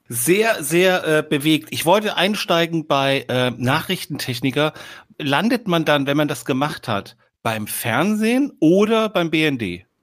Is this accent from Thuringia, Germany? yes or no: yes; Eisenach, Thuringia, Germany; moved away as an adult; now in Hamburg, Germany; Und ich bin tatsächlich am Fuße der Wartburg geboren und aufgewachsen.